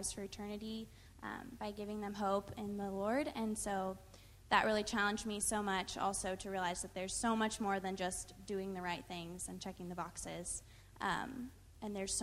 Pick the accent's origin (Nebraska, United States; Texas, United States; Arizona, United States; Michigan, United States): Texas, United States; Wylie; I grew up in Wiley, just Dallas area, a few hours from here.